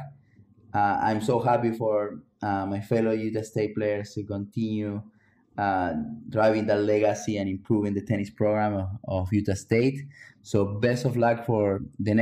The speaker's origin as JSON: {"language": "English", "country": "Argentina", "moved": "as an adult", "said": "I came from Argentina to play college tennis when I was 18 years old"}